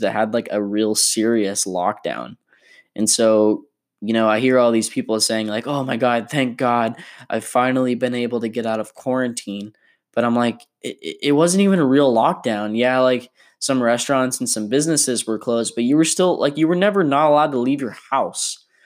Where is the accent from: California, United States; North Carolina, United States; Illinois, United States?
California, United States; my home state of California